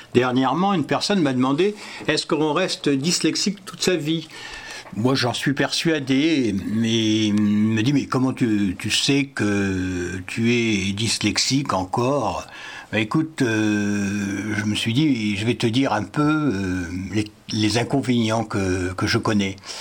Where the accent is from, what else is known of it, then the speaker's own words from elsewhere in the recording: Paris, Île-de-France, France; moved away as an adult; je suis né à Paris pourtant et j'ai vécu 25 ans à Paris pour mon travail